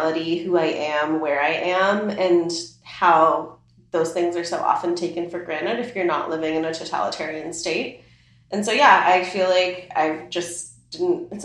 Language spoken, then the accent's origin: English; Midwest, United States; English is a second language; I was raised around because of being like in the country, like near the suburbs, like in the Midwest